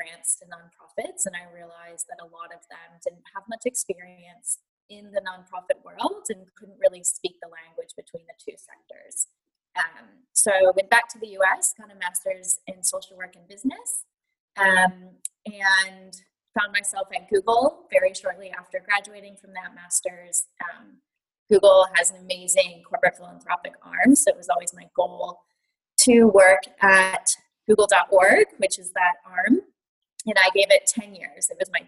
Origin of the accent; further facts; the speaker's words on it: United States; moved away as an adult; now in Melbourne, Australia; So I am American, obviously, with this accent, although I will say Americans think I sound Australian, so I tend to tell people I'm hovering over the Pacific. But about 10 years ago, I moved to Melbourne as a teacher